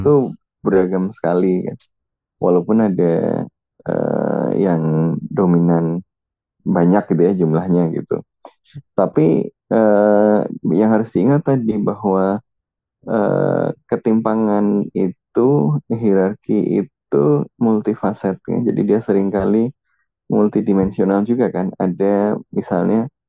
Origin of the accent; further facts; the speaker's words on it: Java, Indonesia; moved away; also born or lived in Depok; gue orang Jawa